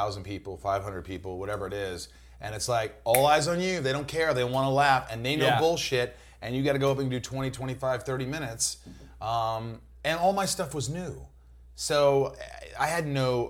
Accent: Indiana, United States; also born or lived in New York; we moved to Indiana at a young age when I was like 8, but we were all like hearts of New Yorkers.

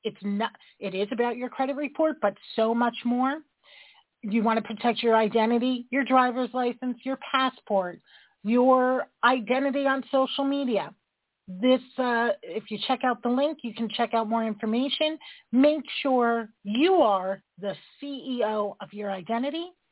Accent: New York, United States; I'm a New Yorker

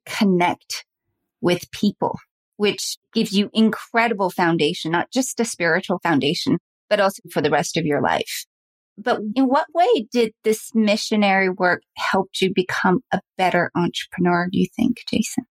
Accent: Salt Lake City, Utah, United States; I grew up in Salt Lake City

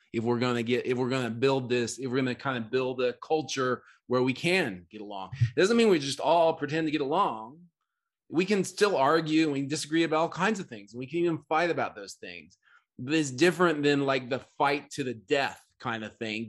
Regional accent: Oklahoma, United States; I grew up in Oklahoma

